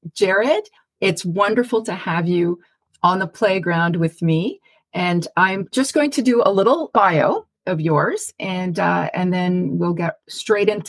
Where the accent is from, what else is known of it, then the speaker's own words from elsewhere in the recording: Montreal, Quebec, Canada; moved away; also born or lived in Ottawa; Yeah, I grew up in Montreal.